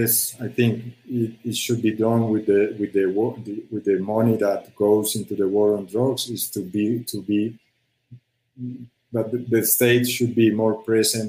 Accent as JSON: {"language": "English", "town": "Medellín", "region": "Antioquia", "country": "Colombia", "tie": "born or raised there", "second_language": "English", "said": "I was born in, I grew up in Medellin in the Pablo Escobar years."}